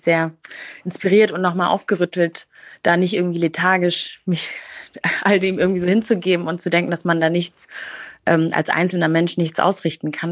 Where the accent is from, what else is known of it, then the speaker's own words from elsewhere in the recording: Germany; als Deutsche